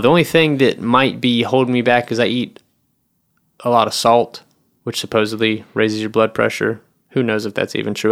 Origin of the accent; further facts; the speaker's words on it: the South, United States; moved away; I grew up in the South